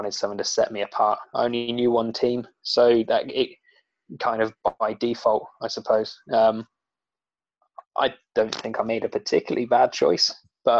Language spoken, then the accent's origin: English; Oxford, South East England, United Kingdom; I'm from Oxford.